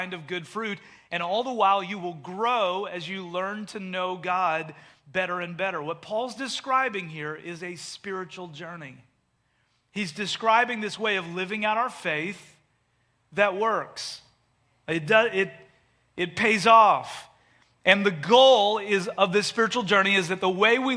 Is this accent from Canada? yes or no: yes; Canada; moved away as an adult; also born or lived in Delaware; I grew up in Canada